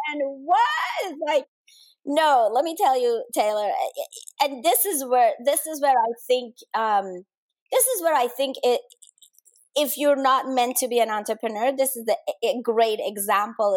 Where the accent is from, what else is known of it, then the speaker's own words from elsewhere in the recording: Denmark; moved away; I grew up in Denmark